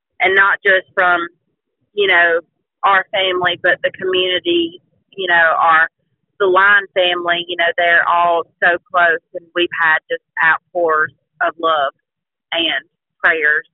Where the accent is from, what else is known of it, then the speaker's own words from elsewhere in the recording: Childersburg, Alabama, United States; we were actually raised in Talladega County.